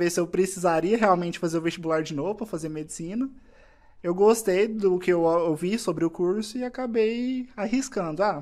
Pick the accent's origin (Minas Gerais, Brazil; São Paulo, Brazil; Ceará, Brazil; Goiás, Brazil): Goiás, Brazil; Goiânia; Eu sou de Goiânia.